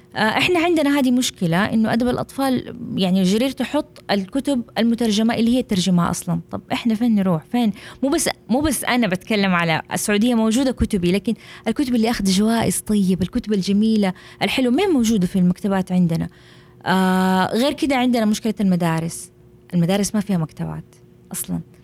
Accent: Jeddah, Makkah Province, Saudi Arabia; عندنا في السعوديه في جده

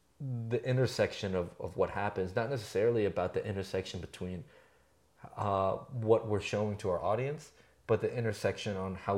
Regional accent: California, United States; now in Albuquerque, United States; and I came from somewhere else. I came from San Francisco Bay Area

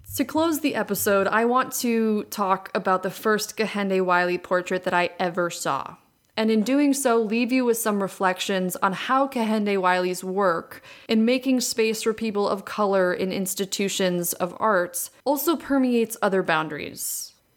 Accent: Green Bay, Wisconsin, United States; four young kids growing up in Green Bay, Wisconsin

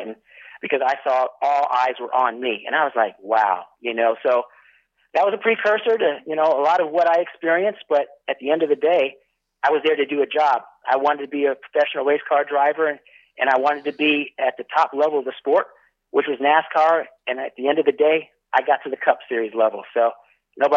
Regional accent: Northern California, United States; moved away as an adult; growing up in Northern California

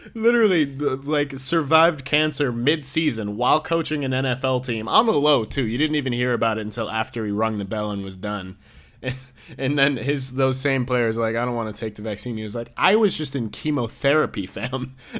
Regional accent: New York, United States; I'm from New York

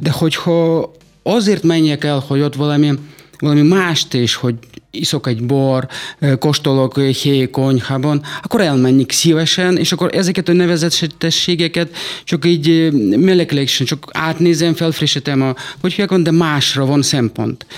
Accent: Saratov, Saratov Oblast, Russia; Hungarian is a second language; moved away as an adult; now in Hungary; Oroszországban születtem, Száratov uh-huh. Mhm. városban

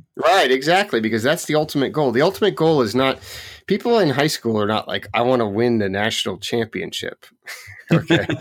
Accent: Oregon, United States; I grew up in Oregon

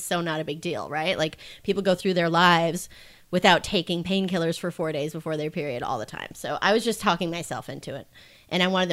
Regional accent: Minnesota, United States; moved away as an adult; now in San Francisco, United States; I'm originally from Minnesota

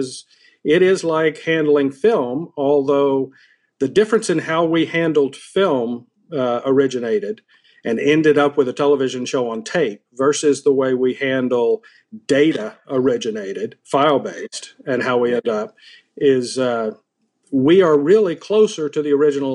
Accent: Decatur, Georgia, United States; moved away as an adult; also born or lived in Boston; I'm from Atlanta originally, Decatur, Georgia, outside of Atlanta

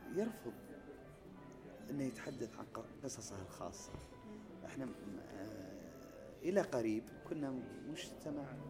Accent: Saudi Arabia; عندنا في المملكة العربية السعودية

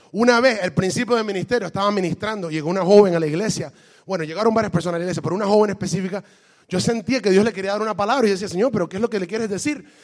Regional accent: Brazil; Le digo, ¿por qué razón? Porque yo soy de Brasil.

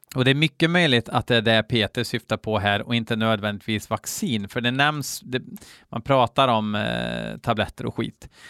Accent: Sweden

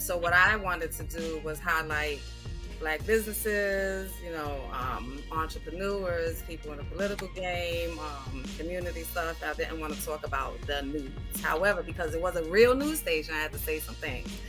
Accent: New York City, New York, United States; also born or lived in Georgia; born and raised in the Bronx

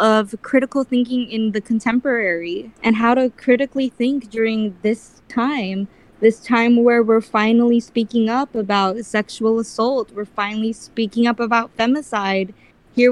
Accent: Bakersfield, California, United States; accent: Filipino; the community of conservative Bakersfield

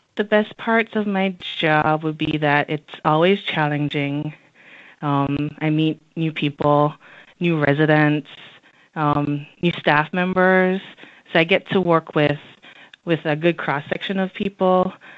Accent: Jamaica; moved away as an adult; also born or lived in Washington, D.C.; now in Alexandria, United States; growing up in Jamaica was definitely different than living in the United States

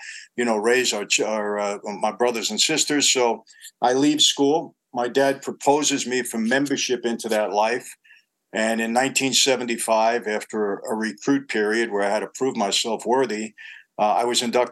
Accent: New York City, New York, United States; also born or lived in Long Island; I grew up in New York and Brooklyn

